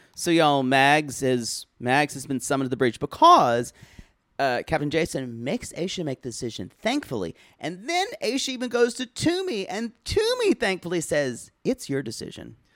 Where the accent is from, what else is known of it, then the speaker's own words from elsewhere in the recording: United States; I'm American